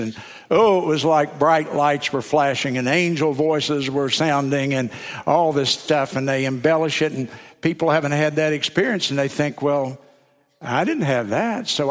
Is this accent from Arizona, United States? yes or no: no; South Carolina, United States; I'm from South Carolina